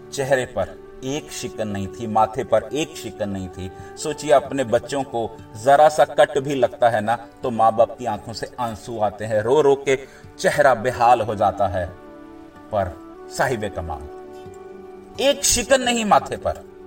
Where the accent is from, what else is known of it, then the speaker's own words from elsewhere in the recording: India; हम उस देश में पैदा हुए हैं